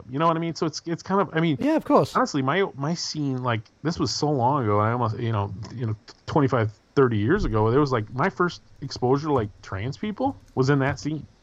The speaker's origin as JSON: {"language": "English", "town": "San Diego", "region": "California", "country": "United States", "tie": "born or raised there", "said": "Growing up in San Diego, we had a really good scene, very positive and inclusive."}